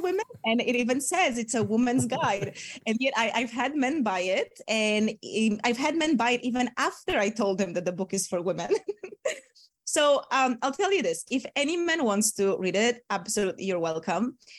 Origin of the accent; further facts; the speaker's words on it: Poland; moved away; also born or lived in Bali, Indonesia / Asia; I'm from Poland